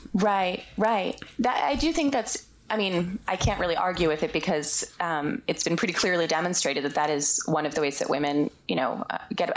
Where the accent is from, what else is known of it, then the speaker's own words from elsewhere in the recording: Boston, Massachusetts, United States; moved away; when I was growing up, we were growing up in the Boston area